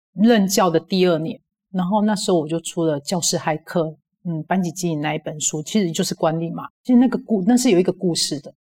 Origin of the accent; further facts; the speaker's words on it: Kaohsiung, Taiwan; 我是高雄，来自于高雄